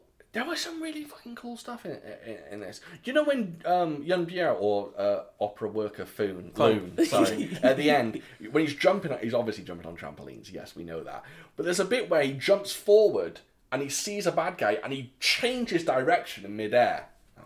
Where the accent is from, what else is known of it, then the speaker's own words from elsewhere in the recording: Wales, United Kingdom; I am a Welsh gentleman